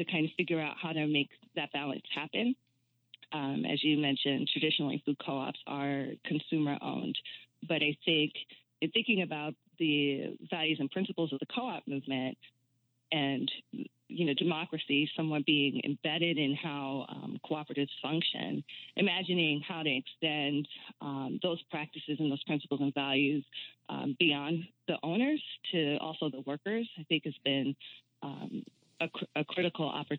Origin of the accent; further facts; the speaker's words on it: New York City, New York, United States; moved away; also born or lived in West Philadelphia; I grew up in Brooklyn, New York